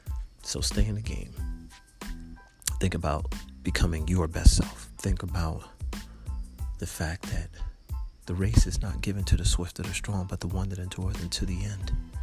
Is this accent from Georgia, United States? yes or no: no; Florida, United States; And I was from Florida.